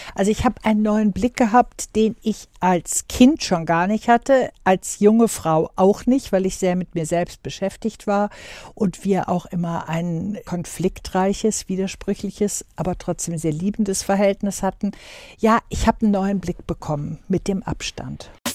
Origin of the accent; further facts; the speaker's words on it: Wuppertal, North Rhine-Westphalia, Germany; bei uns zu Hause in Wuppertal damals bis ich zwölfeinhalb war